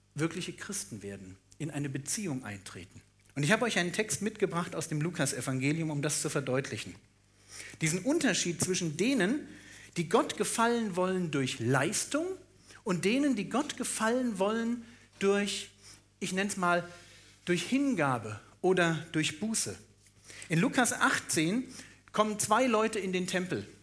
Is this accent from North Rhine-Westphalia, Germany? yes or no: no; Berlin, Germany; ich bin auch Berliner